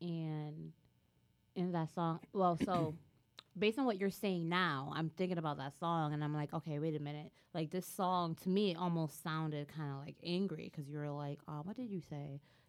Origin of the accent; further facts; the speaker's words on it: United States; I'm American, that's the first thing they're going to be looking at me.